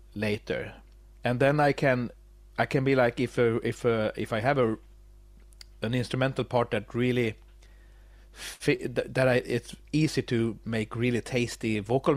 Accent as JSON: {"language": "English", "country": "Sweden", "second_language": "English", "said": "I'm from Sweden."}